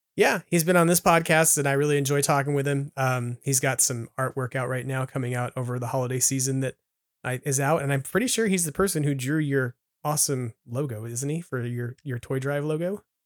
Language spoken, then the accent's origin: English; Long Island, New York, United States; moved away; I grew up on Long Island